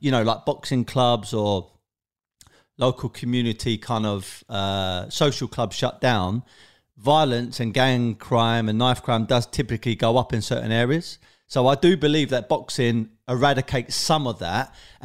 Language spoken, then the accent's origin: English; London, United Kingdom; I'm basically from South London, Tulse Hill, Brixton, that kind of area